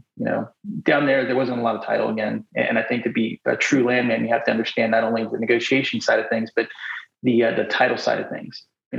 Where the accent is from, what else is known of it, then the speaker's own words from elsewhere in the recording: Charlotte, North Carolina, United States; I grew up in Charlotte, North Carolina. And I went to school at UNC Charlotte and ended up in the oil and gas industry back in 2006, honestly, just because I was bilingual.